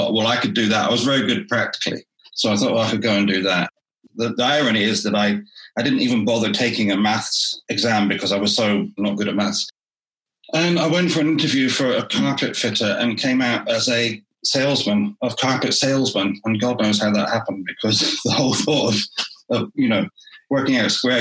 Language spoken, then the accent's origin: English; Wellington, South West England, United Kingdom; I grew up in Somerset, in Wellington, in Somerset